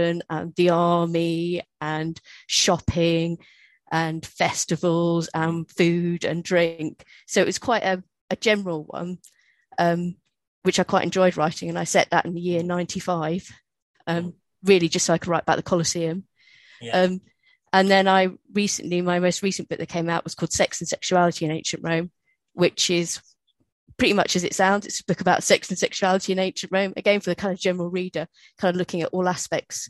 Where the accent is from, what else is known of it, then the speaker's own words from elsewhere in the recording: United Kingdom; Because I'm British, they make you do Shakespeare.